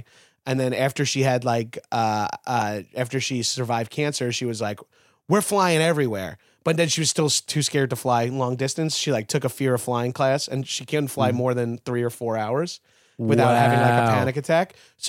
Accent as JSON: {"language": "English", "area": "Long Island", "region": "New York", "country": "United States", "tie": "born or raised there", "also_born_or_lived": "Brooklyn", "moved": "as an adult", "lives_now": "Los Angeles, United States"}